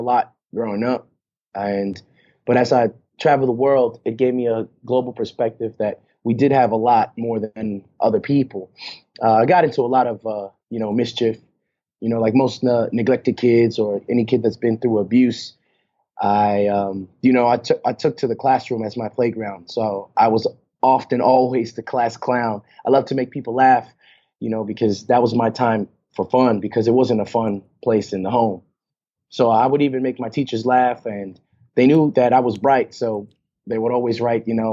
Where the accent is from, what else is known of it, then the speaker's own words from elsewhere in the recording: New York City, New York, United States; moved away; also born or lived in Houston, Texas / Sydney, Australia; Born and raised. Queens, New York City.